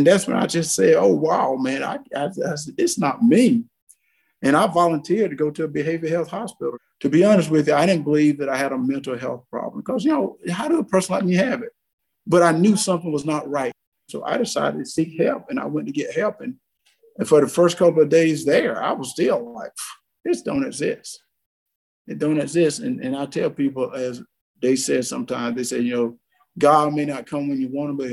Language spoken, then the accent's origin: English; South Georgia, United States; as a little kid growing up in South Georgia